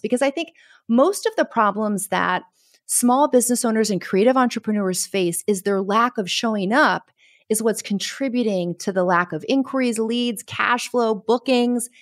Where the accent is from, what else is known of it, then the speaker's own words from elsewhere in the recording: Connecticut, United States; now in Caribbean; I'm from Connecticut